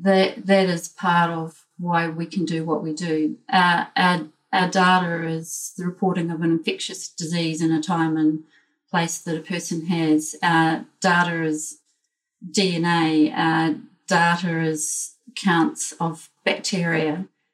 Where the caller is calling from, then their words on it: Wellington, New Zealand; So I'm joining from Wellington, which is the capital city of New Zealand.